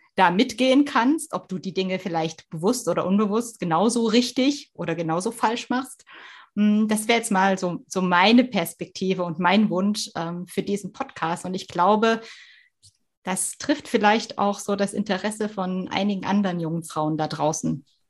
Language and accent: German; East Germany, Germany; moved away; also born or lived in Swabia; Ich komme aus Ostdeutschland.